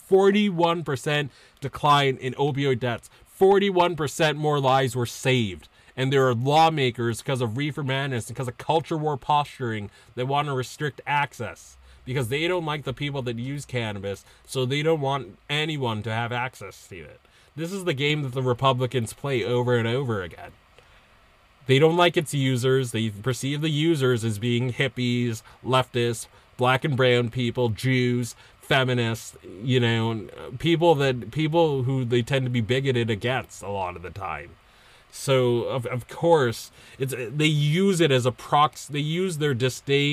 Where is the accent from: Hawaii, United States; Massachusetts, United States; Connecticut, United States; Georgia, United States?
Massachusetts, United States; my home state, Massachusetts